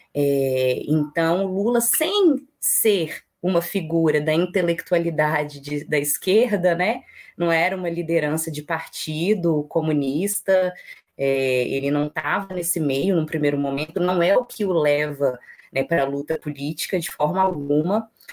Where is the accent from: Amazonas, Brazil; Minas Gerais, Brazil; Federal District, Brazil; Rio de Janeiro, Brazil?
Minas Gerais, Brazil; Belo Horizonte; eu moro em Belo Horizonte, eu sou mineira, Belo Horizontina